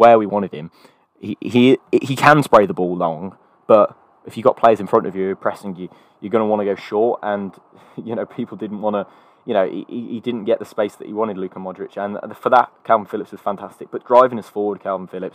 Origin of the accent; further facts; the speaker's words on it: England, United Kingdom; I'm English